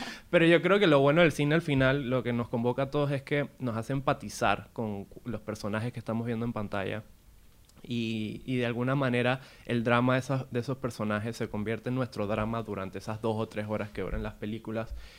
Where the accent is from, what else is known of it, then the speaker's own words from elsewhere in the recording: Venezuela; yo de donde vengo, que, eh, es Venezuela